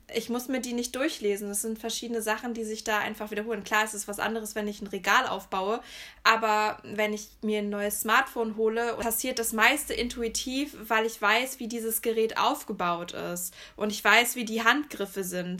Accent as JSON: {"language": "German", "area": "near Höxter, East Westphalia-Lippe", "region": "North Rhine-Westphalia", "country": "Germany", "also_born_or_lived": "Erfurt", "moved": "as an adult", "said": "ich komme ja eher so aus der Richtung Höxter"}